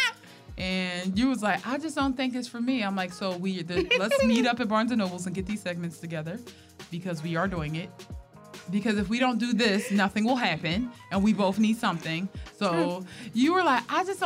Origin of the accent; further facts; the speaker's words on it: Philadelphia, Pennsylvania, United States; I love Philly though